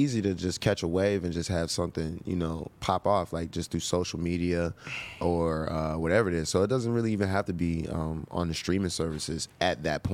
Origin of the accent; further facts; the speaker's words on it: Pittsburgh, Pennsylvania, United States; I'm from the Berg.